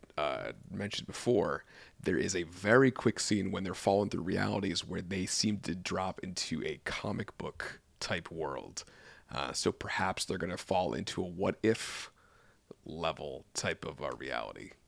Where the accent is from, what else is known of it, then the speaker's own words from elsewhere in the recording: United States; I'm American.